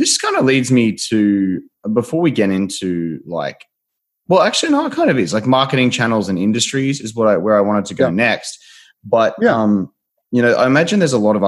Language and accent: English; Australia; I'm from Australia